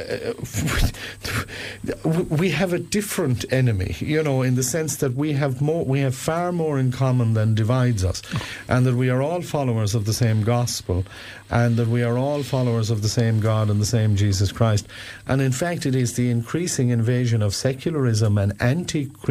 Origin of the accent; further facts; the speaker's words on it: Kilnasoolagh, County Clare, Ireland; My native parish.